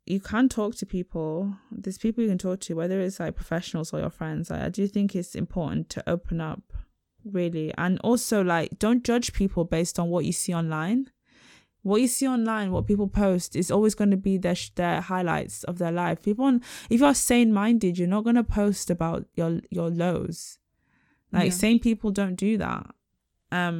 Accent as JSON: {"language": "English", "country": "Nigeria", "said": "I ain't from Israel, I'm from Nigeria."}